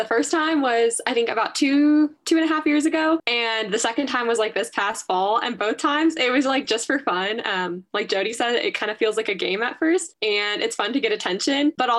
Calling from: Flagstaff, Arizona, United States; My pronouns are she, her. I'm calling from Flagstaff, Arizona.

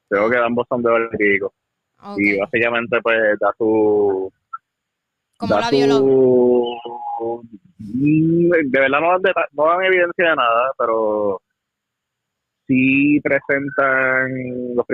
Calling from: New York, United States; Sí, muy buenas noches. Te habla … directamente desde Nueva York.

